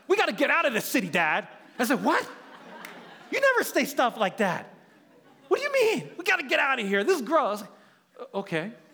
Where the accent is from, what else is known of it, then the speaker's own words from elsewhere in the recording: New York, United States; moved away as an adult; now in San Francisco, United States; We were born and raised in New York